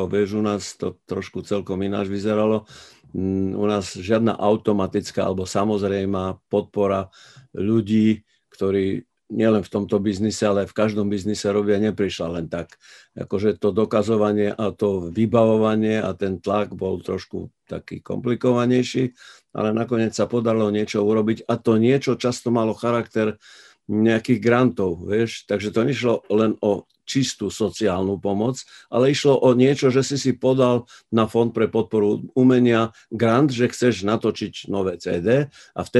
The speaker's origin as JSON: {"language": "Slovak", "country": "Slovakia", "said": "ja dúfam, že je taký istý slávny v New Yorku ako u nás doma na Slovensku."}